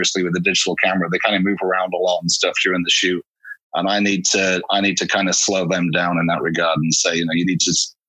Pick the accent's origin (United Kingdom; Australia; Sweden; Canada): United Kingdom; Hull, Yorkshire and the Humber; accent: Northern; now in Los Angeles, United States; I'm from Hull originally in Yorkshire